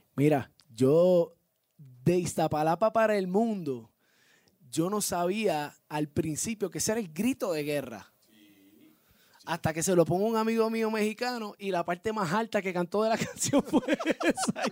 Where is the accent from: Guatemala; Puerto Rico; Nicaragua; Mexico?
Puerto Rico; Yo obviamente salgo de Puerto Rico, vivo, nacido y criado en Puerto Rico, orgulloso de ser puertorriqueño